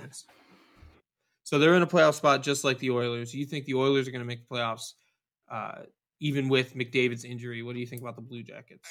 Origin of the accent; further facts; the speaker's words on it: just outside of Detroit, Michigan, United States; I grew up just outside of Detroit for most of my life